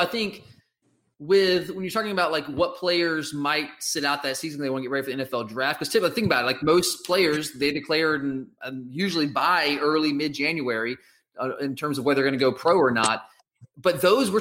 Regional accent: Georgia, United States; I'm from Georgia

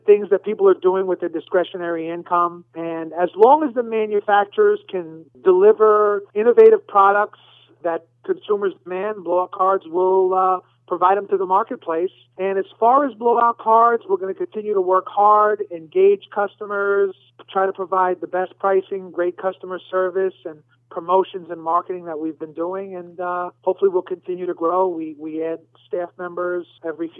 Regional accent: New York, United States; moved away; I'm originally from New York

